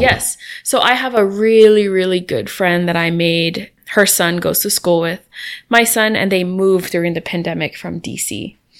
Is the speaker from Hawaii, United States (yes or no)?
yes; Hawaii, United States; I'm from Hawaii